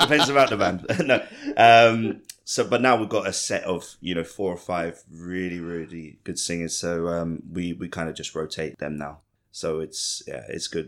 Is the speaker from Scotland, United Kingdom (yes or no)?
no; Ipswich, East of England, United Kingdom; also born or lived in London; now in Bangkok, Thailand; Ipswich, my hometown